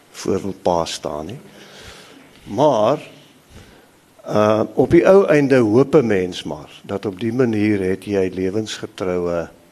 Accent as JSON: {"language": "Afrikaans", "area": "Highveld", "region": "Mpumalanga", "country": "South Africa", "tie": "born or raised there", "said": "Ek is op die Hoëveld gebore in Mpumalanga en dit het my gevorm op 'n sekere manier"}